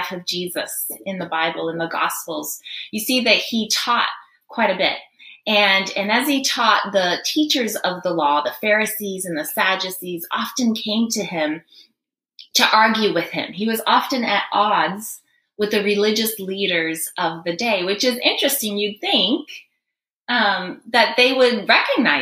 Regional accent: Guinea; moved away; I grew up in Guinea, West Africa.

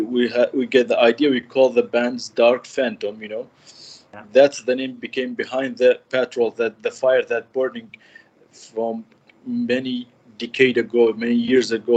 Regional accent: Kirkuk, Kirkuk Governorate, Iraq; 33 years old. I'm from Iraq, Kirkuk City.

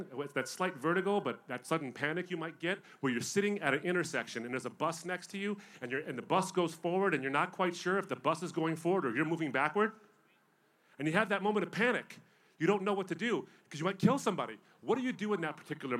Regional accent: Michigan, United States; I'm from Michigan

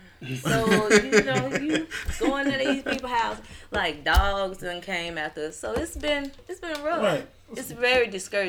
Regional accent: Gore Springs, Mississippi, United States; also born or lived in Grenada, Mississippi / Jackson, Mississippi; Well, I'm originally from Gore Springs.

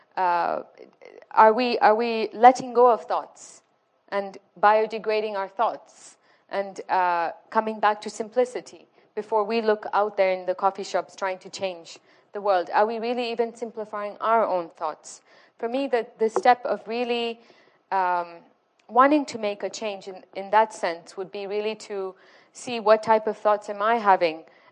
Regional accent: Morocco; moved away; I'm originally from Morocco

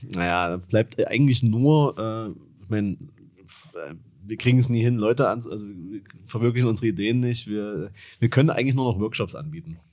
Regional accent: Dresden, Saxony, Germany; ich komme aus Dresden

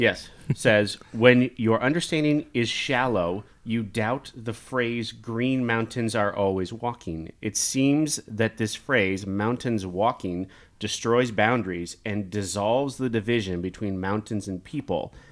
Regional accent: Kansas, United States; I grew up in Kansas

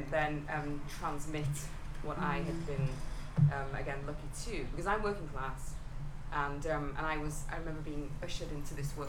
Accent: England, United Kingdom; now in United States; I'm not from these parts, right? I'm English

